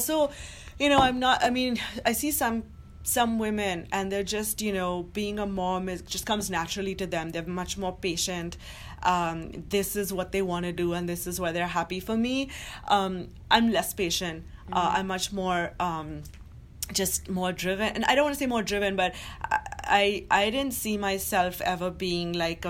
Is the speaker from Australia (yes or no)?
no; Mumbai, Maharashtra, India; moved away as an adult; now in New York, United States; who I grew up with in Mumbai